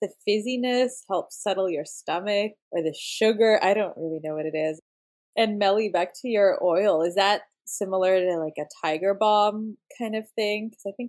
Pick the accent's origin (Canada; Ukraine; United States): Canada; I am Lebanese Canadian, third generation. So I was born in Canada and so was my mom.